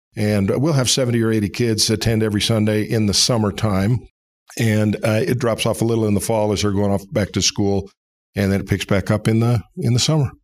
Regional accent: Seattle, Washington, United States; moved away as an adult; also born or lived in Provo, Utah; now in Atlanta, United States; I was born in Utah, raised in Seattle, Washington

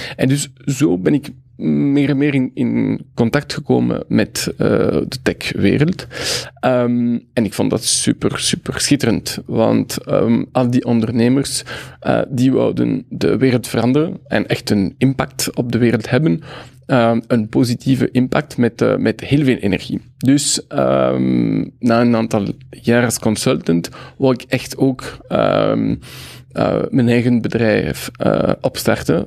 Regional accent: Brussels, Brussels-Capital Region, Belgium; first language French; Dutch is a second language; also born or lived in Mexico; ik ben een Brusselaar.

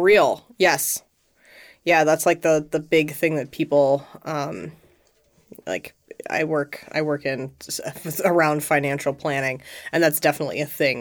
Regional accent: United States; as an American, I've been raised to think that homeownership is something to aspire

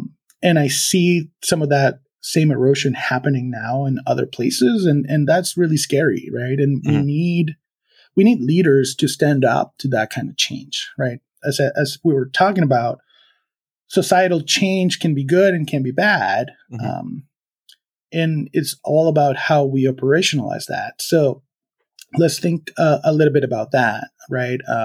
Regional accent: Venezuela; moved away; I come from Venezuela. I'm originally from Venezuela

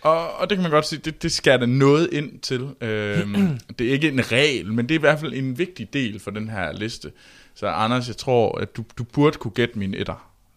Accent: Denmark; vi små danskere

